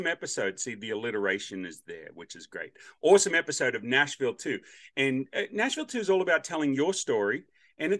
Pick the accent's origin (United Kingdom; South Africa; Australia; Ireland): Australia; now in United States; me being from Australia